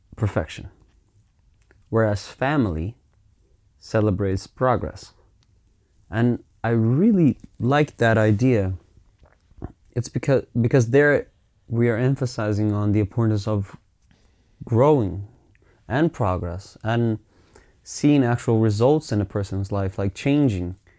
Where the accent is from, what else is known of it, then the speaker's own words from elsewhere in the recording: Finland; growing up in Finland was, eh, I'm so privileged. I mean, I, I got to grow up in a place that is multicultural